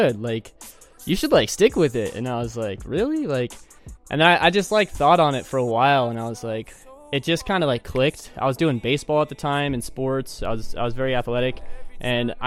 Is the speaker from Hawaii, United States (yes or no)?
no; Ogden, Utah, United States; I was born and raised in Ogden, Utah.